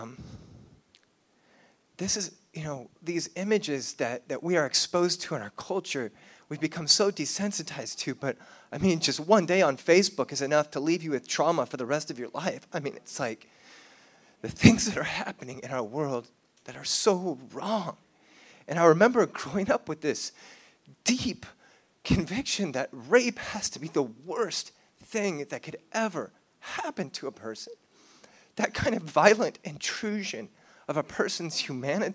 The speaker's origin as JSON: {"language": "English", "area": "South Orange County", "region": "California", "country": "United States", "tie": "born or raised there", "said": "I grew up in South Orange County, California"}